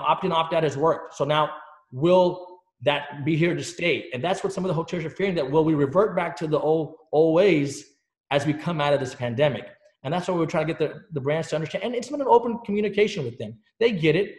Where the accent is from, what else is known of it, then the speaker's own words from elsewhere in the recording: Dallas, Texas, United States; also born or lived in England; My parents, we moved here when I was a very young age in the state of Texas